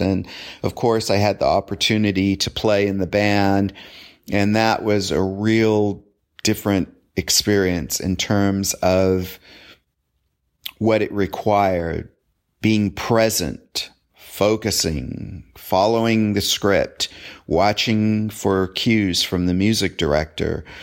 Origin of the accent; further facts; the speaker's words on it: Southern California, United States; I grew up in Southern California